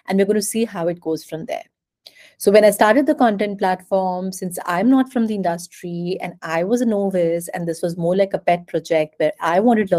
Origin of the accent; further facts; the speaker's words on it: India; also born or lived in Europe; I'm Indian by nationality. I come from a very, very small town in India